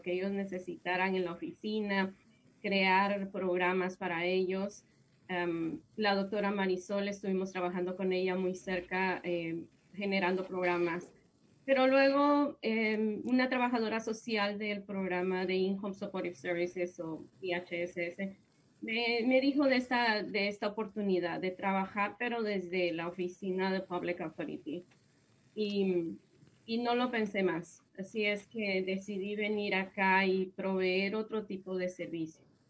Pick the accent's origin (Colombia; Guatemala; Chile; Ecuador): Guatemala; moved away as an adult; now in United States; yo soy de Guatemala y mm, allá en Guatemala yo empecé mi profesión como licenciada en psicología